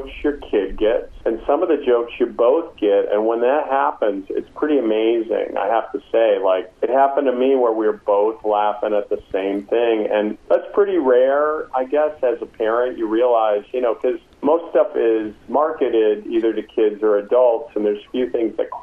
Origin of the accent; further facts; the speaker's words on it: Green Bay, Wisconsin, United States; also born or lived in Duluth, Minnesota; growing up in Green Bay